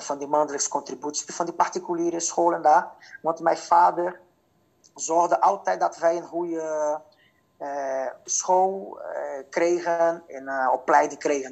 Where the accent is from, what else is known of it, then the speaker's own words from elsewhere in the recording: Fortaleza, Ceará, Brazil; Dutch is a second language; moved away as an adult; now in Netherlands; ik ben geboren en getogen in Fortaleza. En het Fortaleza bevindt zich in uh, Noordoost-Brazilië